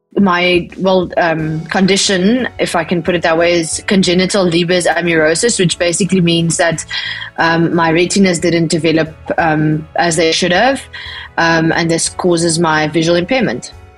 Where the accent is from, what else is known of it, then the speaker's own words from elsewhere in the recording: Bloemfontein, Free State, South Africa; also born or lived in Worcester, Western Cape; I was born in Bloemfontein in the Free State